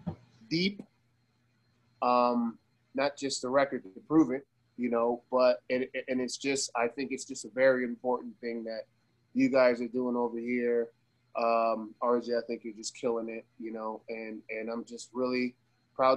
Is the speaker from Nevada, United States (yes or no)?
yes; Las Vegas, Nevada, United States; I'm from Vegas. I was raised in Vegas. My family's from Cuba